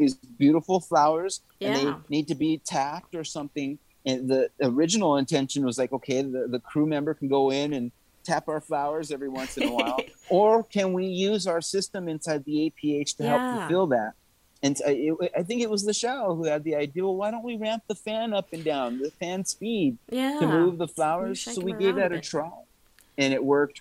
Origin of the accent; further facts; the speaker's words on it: New Mexico, United States; moved away; I am from New Mexico